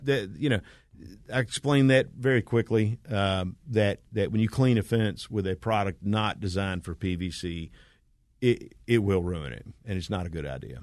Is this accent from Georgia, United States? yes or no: yes; Smyrna, Georgia, United States; this is my hometown. I've, I've, I grew up in Smyrna